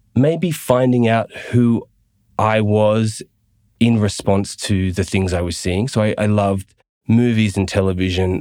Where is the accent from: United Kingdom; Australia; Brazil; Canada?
Australia; Gold Coast, Queensland; we moved down to the Gold Coast, uh, and I, I, did all my schooling and stuff there with mum and my brother.